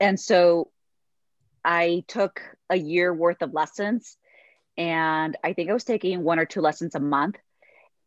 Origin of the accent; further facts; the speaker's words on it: Mexico; moved away; I grew up really poor and I'm originally from Mexico. So I'm a Mexican immigrant